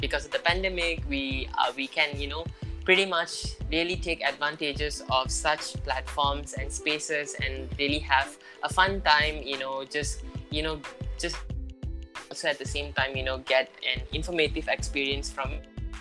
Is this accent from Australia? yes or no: no; Malaysia; Young person myself as a Malaysian Indian